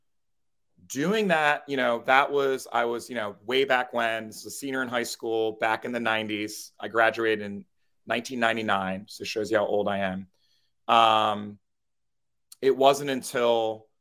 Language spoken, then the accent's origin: English; Trenton, New Jersey, United States; I grew up in New Jersey, in Trenton, New Jersey.